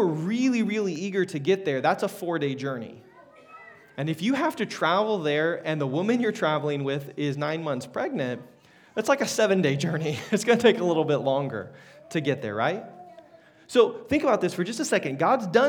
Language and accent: English; Wichita, Kansas, United States; I was born in Wichita at a hospital there